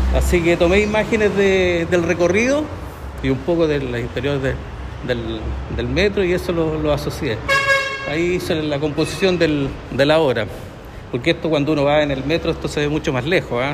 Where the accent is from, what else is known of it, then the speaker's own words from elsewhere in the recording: El Quisco, Valparaíso, Chile; Yo soy del Quisco. ¿Del Quisco? Sí, aquí en la quinta región, cerca de San Antonio